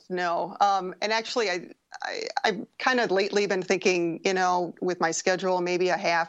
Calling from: Madison, Wisconsin, United States; I'm calling from Madison, Wisconsin.

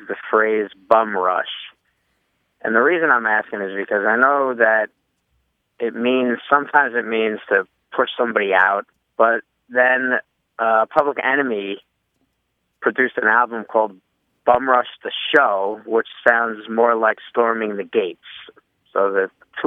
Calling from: Catskill, New York, United States; I'm calling from Catskill, New York

